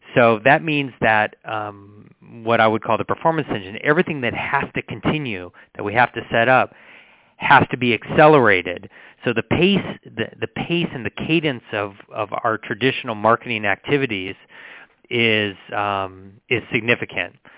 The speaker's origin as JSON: {"language": "English", "town": "San Diego", "region": "California", "country": "United States", "tie": "born or raised there", "also_born_or_lived": "Berkeley", "said": "I grew up in San Diego, went to school at Berkeley"}